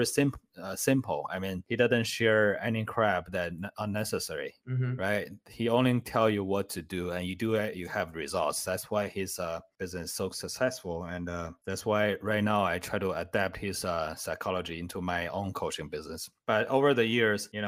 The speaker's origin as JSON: {"language": "English", "country": "China", "second_language": "English", "moved": "as an adult", "lives_now": "United States", "said": "I was actually homeless in the United States because I immigrated from China. I didn't speak any English by then"}